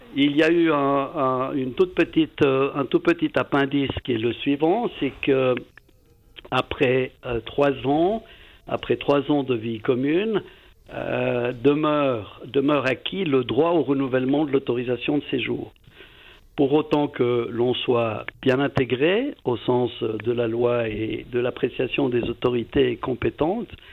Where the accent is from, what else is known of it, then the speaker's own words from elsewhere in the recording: Valais, Switzerland; je suis valaisan d'origine